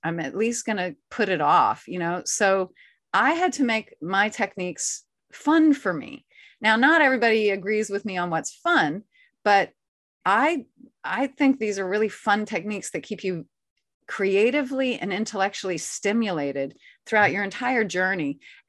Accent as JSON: {"language": "English", "region": "the South", "country": "United States", "said": "like I said, I'm a Southerner, so."}